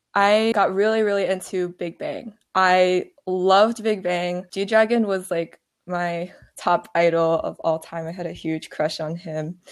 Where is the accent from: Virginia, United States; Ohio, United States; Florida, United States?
Virginia, United States; I'm from Virginia